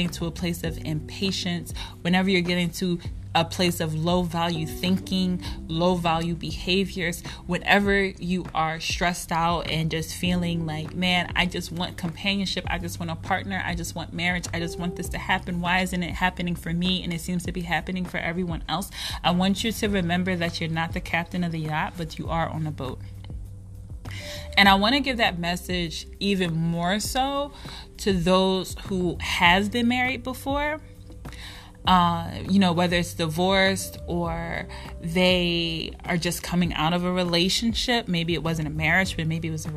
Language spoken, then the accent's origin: English; Philadelphia, Pennsylvania, United States; I'm from Philadelphia